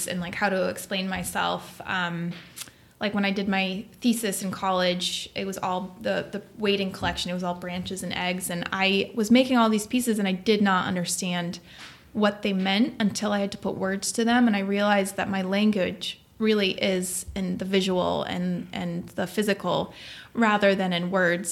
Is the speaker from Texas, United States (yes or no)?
no; Nantucket, Massachusetts, United States; moved away; also born or lived in Manhattan; I grew up on Nantucket Island